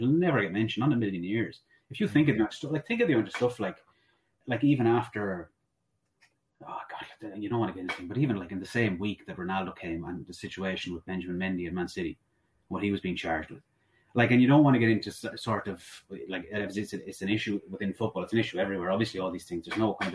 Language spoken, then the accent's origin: English; Sligo, Connacht, Ireland; I'm from Sligo